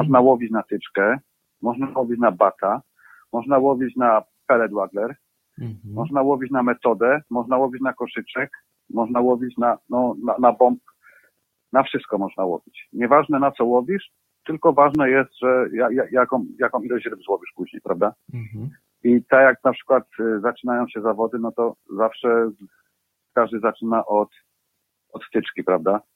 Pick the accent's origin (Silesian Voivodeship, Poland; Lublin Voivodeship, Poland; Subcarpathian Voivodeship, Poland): Silesian Voivodeship, Poland; Bielsko-Biała; moved away as an adult; now in England, United Kingdom; pochodzę z Bielska Białej